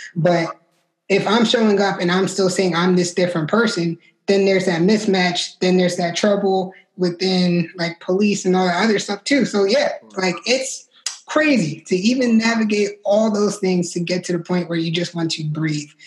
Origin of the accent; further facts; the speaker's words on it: New York, United States; I'm originally from New York